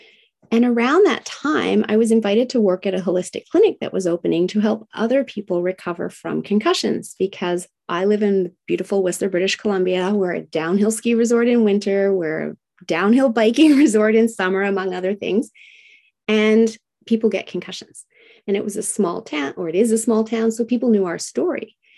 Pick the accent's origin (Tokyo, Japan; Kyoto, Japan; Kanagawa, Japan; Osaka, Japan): Tokyo, Japan; And I was raised in Tokyo, Japan in the 1970s, during the height of manufacturing plants spewing out toxins.